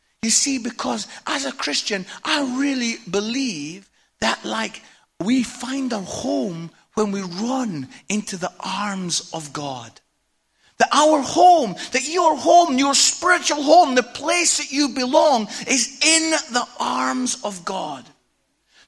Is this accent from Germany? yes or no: no; Scotland, United Kingdom; I'm Scottish.